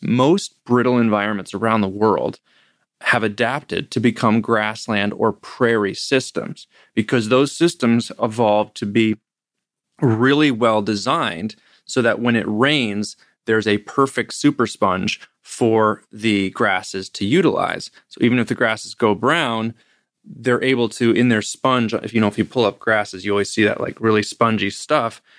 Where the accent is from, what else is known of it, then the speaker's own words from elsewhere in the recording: Ithaca, New York, United States; growing up in Ithaca, New York, with, where Cornell University is